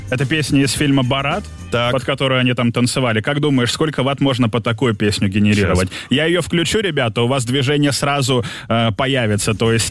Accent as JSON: {"language": "Russian", "town": "Belgorod", "region": "Belgorod Oblast", "country": "Russia", "said": "А, сам с Белгорода."}